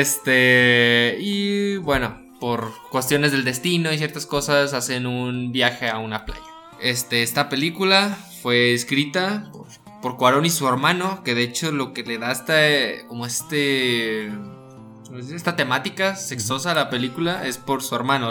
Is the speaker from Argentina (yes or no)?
no; Guadalajara, Jalisco, Mexico; somos de Guadalajara y no somos chilangos del, DF.